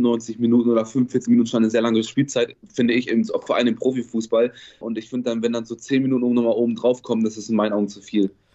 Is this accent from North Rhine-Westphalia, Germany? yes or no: yes; Bielefeld, North Rhine-Westphalia, Germany; Ich komme aus Bielefeld